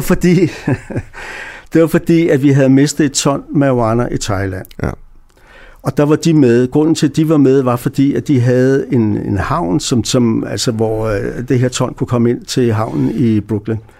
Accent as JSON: {"language": "Danish", "country": "Denmark", "moved": "yes", "said": "jeg kommer fra Danmark"}